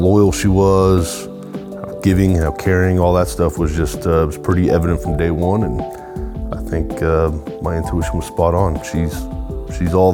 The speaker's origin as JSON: {"language": "English", "town": "Edmond", "region": "Oklahoma", "country": "United States", "tie": "born or raised there", "said": "born in Edmond, Oklahoma. Been around this part of the country pretty much my entire life."}